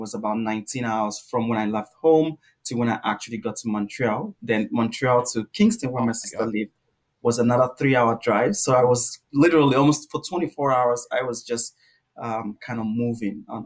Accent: Nigeria; moved away as an adult; now in Canada; growing up in Nigeria, learning English in Nigeria

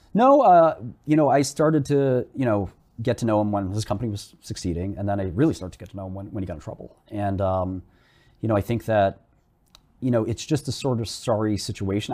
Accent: New York City, New York, United States; I grew up in Brooklyn, melting pot, I understand minorities.

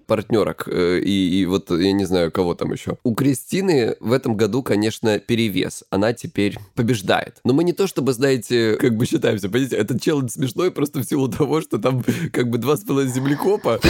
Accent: Krasnodar Krai, Russia; я лысый и я с Кубани

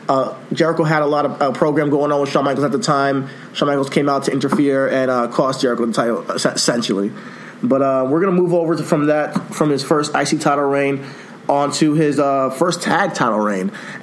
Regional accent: Nigeria; So he's my African brother, Ghanaian. I'm Nigerian. He's Ghanaian.

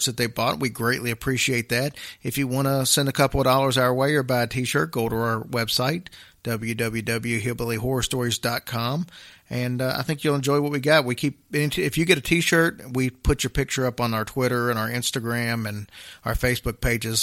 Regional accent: Louisville, Kentucky, United States; I'm from Louisville myself

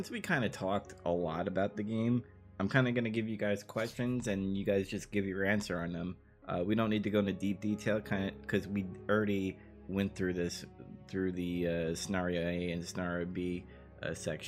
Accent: New York, United States; I'm from New York. It's, it's in my blood.

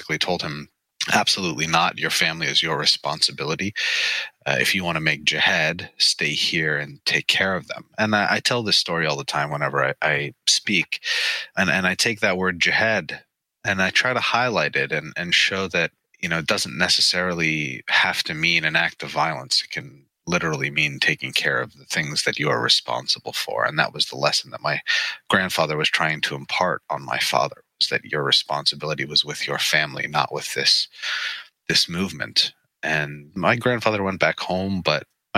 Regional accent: Pittsburgh, Pennsylvania, United States; I was born in Pittsburgh, Pennsylvania in 1983

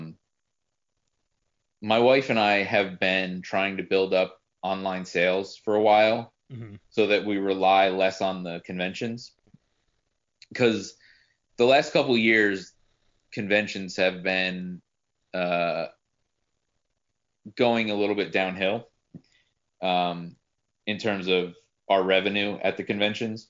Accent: New Jersey, United States; moved away; I'm from New Jersey

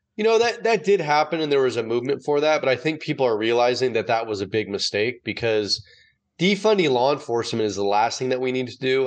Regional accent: San Francisco Bay Area, California, United States; born or raised there

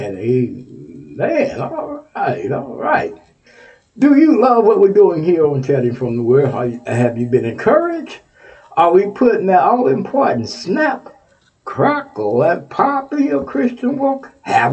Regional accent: Texas, United States; Texas, my home state

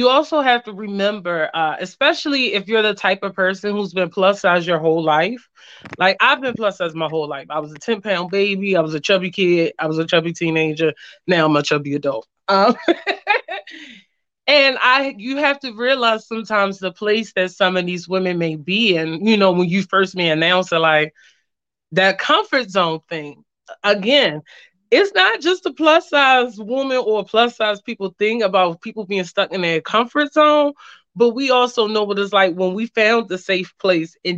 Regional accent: Baltimore, Maryland, United States; I'm from Baltimore, Maryland.

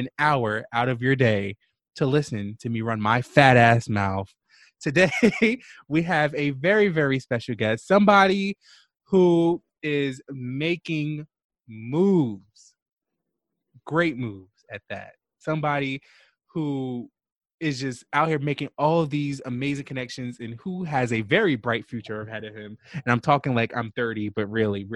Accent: Jersey City, New Jersey, United States; I'm from Jersey City, so I'm outside of the city

